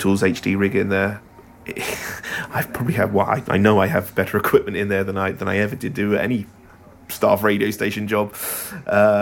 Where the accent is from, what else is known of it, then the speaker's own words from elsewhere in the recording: Hampshire, South East England, United Kingdom; also born or lived in London; now in Southampton, United Kingdom; I'm originally from Hampshire, and so is my wife